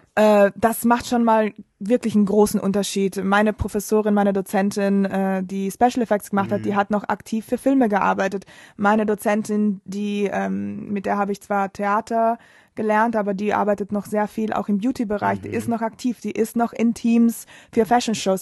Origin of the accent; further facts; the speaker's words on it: Bolzano, Trentino-Alto Adige, Italy; first language German and Italian; moved away as an adult; now in Berlin, Germany; ich komme aus Bozen, das ist eine ziemlich kleine Stadt im Norden von Italien, in Südtirol. Und äh, deshalb kann ich auch Deutsch, weil das ist sehr nah an der österreichischen Grenze. Deshalb bin ich da mit Deutsch und Italienisch aufgewachsen.